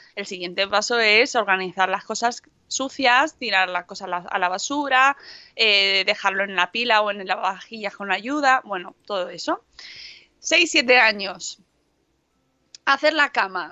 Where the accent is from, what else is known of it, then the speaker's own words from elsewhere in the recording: Guijo de Santa Bárbara, Extremadura, Spain; en mi pueblo, en el Hijo de Santa Bárbara, en La Vera, en Cáceres